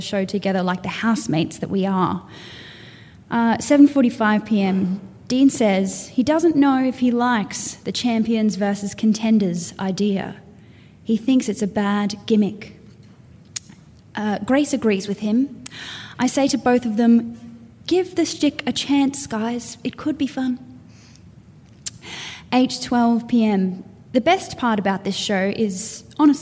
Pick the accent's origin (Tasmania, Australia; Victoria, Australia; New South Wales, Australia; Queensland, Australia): Queensland, Australia; Townsville; now in Brisbane, Australia; I come from Townsville originally. I now live on Turrbal land in Brisbane